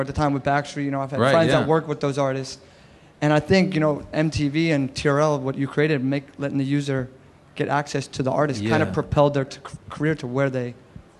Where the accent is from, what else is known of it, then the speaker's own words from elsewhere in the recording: Orlando, Florida, United States; I mean, I'm from Orlando